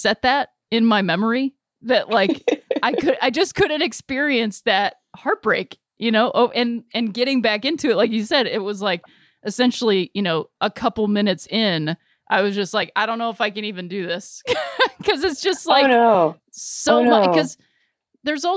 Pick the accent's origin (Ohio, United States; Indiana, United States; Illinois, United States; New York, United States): Ohio, United States; Akron; we're from Northeastern Ohio. I'm representing Akron